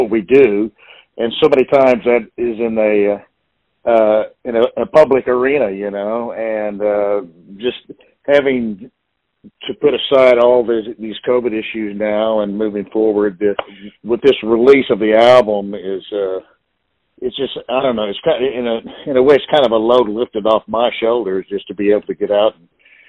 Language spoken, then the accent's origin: English; Southern Missouri, United States; moved away as an adult; also born or lived in Central Illinois; now in Nashville, United States; I was born and raised in Southern Missouri